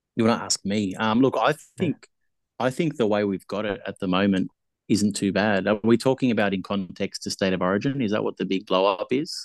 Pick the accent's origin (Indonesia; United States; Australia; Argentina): Australia; I was born in Australia.